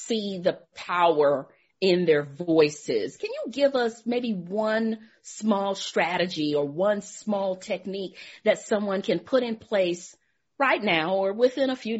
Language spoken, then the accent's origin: English; Beaumont, Texas, United States; I'm originally from Beaumont too